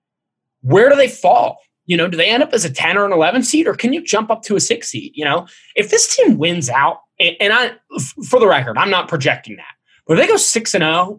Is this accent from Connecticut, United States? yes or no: no; Cincinnati, Ohio, United States; growing up in Cincinnati